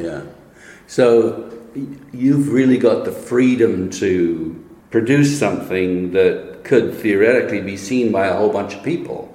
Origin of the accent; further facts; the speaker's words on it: Saskatoon, Saskatchewan, Canada; moved away as an adult; lived there until I was 22